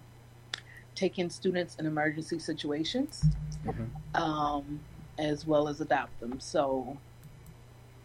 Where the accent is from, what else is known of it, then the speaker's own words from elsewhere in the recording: Detroit, Michigan, United States; Born and raised